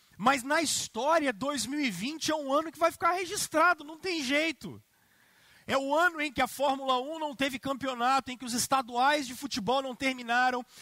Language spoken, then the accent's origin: Portuguese; Brazil; nós que somos brasileiros